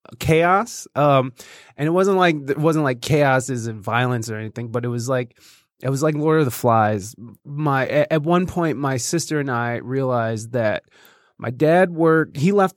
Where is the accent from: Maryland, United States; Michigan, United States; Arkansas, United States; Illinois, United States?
Michigan, United States; Jasper; also born or lived in Oregon; No, actually, I was born in Oregon, mm-hmm. and then I actually grew up in Michigan, but it was in this real fancy place called Jasper, Michigan.